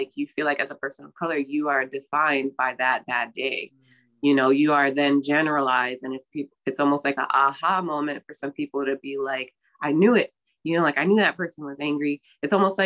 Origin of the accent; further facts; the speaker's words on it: New York City, New York, United States; also born or lived in Brooklyn, New York; I'm born and raised in New York, specifically in the Bronx. But I currently live in Brooklyn.